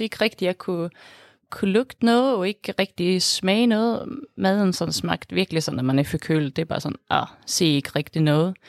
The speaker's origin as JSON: {"language": "Danish", "country": "Sweden", "also_born_or_lived": "Denmark", "second_language": "Danish", "moved": "as an adult", "lives_now": "Aarhus, Denmark", "said": "jeg er fra Sverige. Men jeg har så boet her i Danmark i snart syv år"}